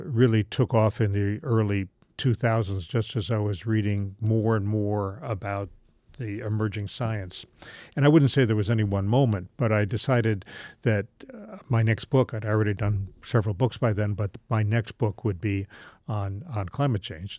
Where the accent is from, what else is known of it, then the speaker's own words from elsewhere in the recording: Charleston, West Virginia, United States; I grew up in Charleston, West Virginia